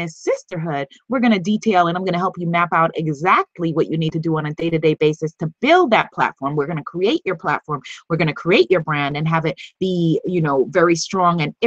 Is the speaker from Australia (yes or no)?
no; New York, United States; I'm from New York and I'm a hustler